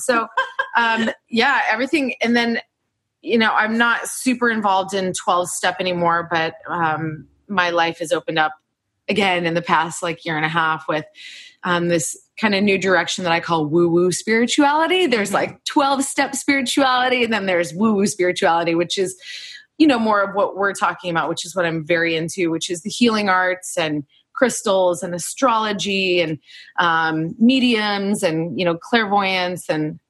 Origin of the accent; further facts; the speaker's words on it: Indianapolis, Indiana, United States; now in Chicago, United States; So geographically, I'm from the Midwest. I grew up in Indianapolis, Indiana. And then I moved to Chicago right after college, which was where my real life began.